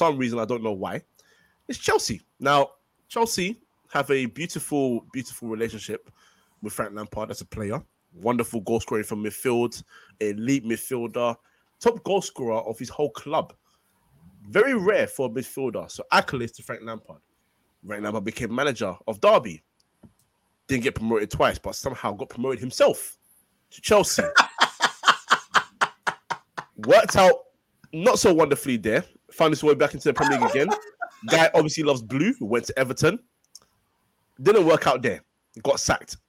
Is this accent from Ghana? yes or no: yes; Ghana; I'm Ghanaian